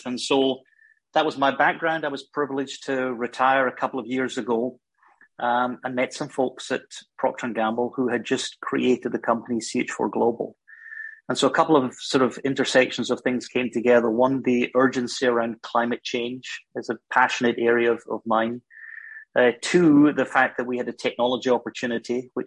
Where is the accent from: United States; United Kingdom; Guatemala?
United Kingdom; Glasgow, Scotland; accent: Scottish; moved away as an adult; also born or lived in Germany; You can gather from my accent, I'm Scottish. I was born in Glasgow in Scotland. I actually went to Glasgow University